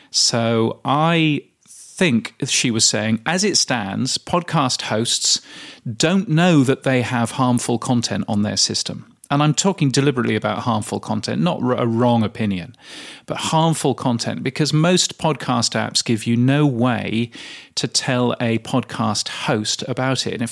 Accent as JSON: {"language": "English", "town": "Loughborough", "region": "East Midlands", "country": "United Kingdom", "tie": "born or raised there", "said": "I grew up in the UK in a little place called Loughborough."}